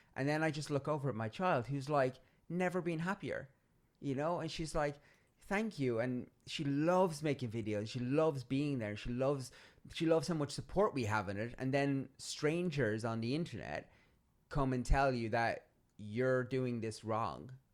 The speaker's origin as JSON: {"language": "English", "country": "Ireland", "said": "I'm Irish"}